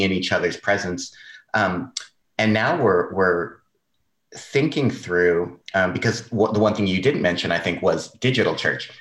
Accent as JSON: {"language": "English", "region": "Southern California", "country": "United States", "moved": "as an adult", "said": "I'm from Southern California"}